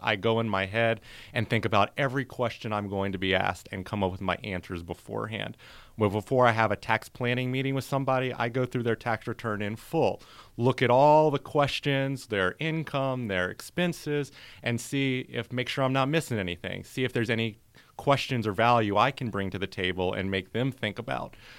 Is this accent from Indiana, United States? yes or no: no; North Carolina, United States; moved away as an adult; also born or lived in New Orleans, Louisiana; now in Tampa, United States; born there, moved to North Carolina in my elementary school days and then went to college in North Carolina